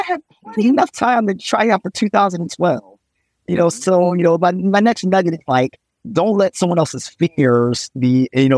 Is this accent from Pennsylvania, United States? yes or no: yes; Philadelphia, Pennsylvania, United States; also born or lived in Baton Rouge; I'm born and raised in Philadelphia